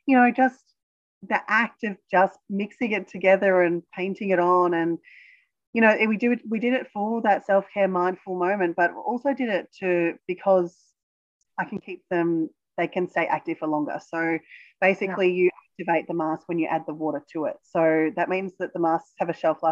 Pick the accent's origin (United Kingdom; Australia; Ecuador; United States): Australia